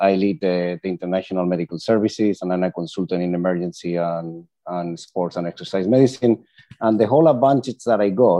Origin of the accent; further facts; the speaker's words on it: Malaga, Andalusia, Spain; moved away as an adult; also born or lived in United Kingdom / Bath; I trained in Malaga. I was born in Malaga. Then I decided, you know, to go to the UK to carry on my medical training